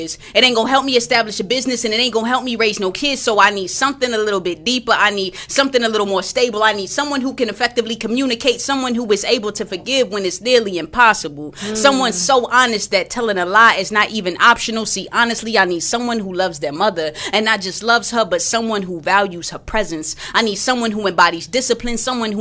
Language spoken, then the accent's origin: English; Texas, United States; I'm from Texas